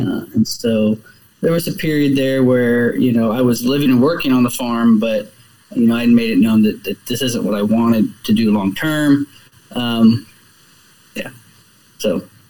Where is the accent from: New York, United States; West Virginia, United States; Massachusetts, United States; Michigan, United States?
West Virginia, United States; Martinsburg; I grew up uh, outside of Martinsburg, West Virginia